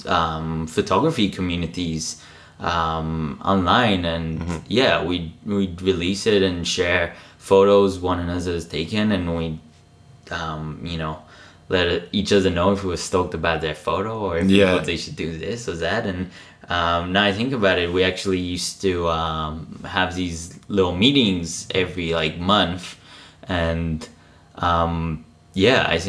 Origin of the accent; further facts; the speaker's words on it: Israel; moved away; I'm originally from Israel